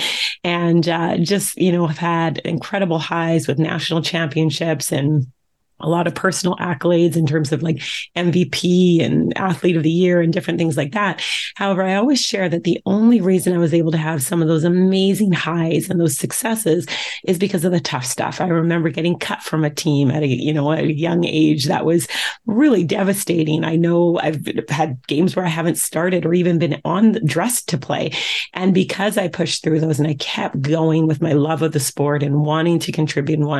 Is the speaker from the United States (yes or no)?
no; Vancouver, British Columbia, Canada; I grew up in Vancouver, Canada